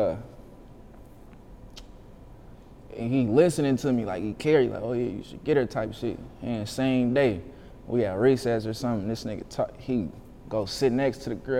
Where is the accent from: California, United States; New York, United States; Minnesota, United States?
California, United States; Vallejo; also born or lived in Oakland, California; when I was born, they moved me to the V because they ain't want to raise me out there. I only lived out there for probably a year or two